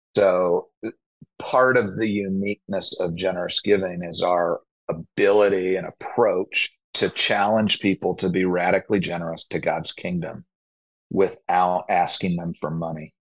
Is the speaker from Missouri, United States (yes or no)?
no; Naperville, Illinois, United States; I grew up in the western suburbs of Chicago, a place called Naperville